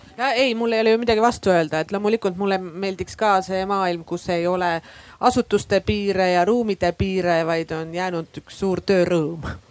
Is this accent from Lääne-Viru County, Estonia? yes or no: no; Võrumaa, Võru County, Estonia; me oleme kõik tegelikult siit Võrumaalt tulnud